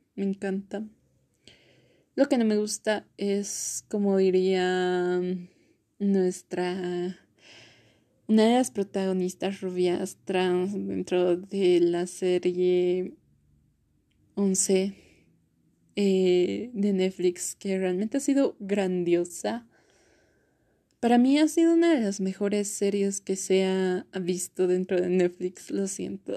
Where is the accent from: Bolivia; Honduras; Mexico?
Bolivia; also born or lived in La Paz; yo soy de Bolivia, vivo específicamente en La Paz